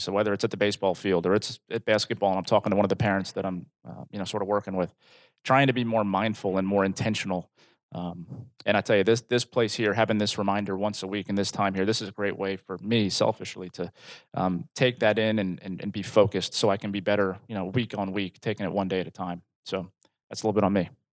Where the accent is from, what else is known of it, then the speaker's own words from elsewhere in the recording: New Jersey, United States; moved away as an adult; now in Rogers, United States; I'm originally from New Jersey